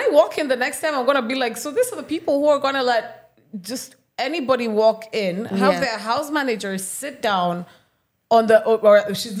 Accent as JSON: {"language": "English", "country": "Kenya", "tie": "born or raised there", "said": "I'm Kenyan."}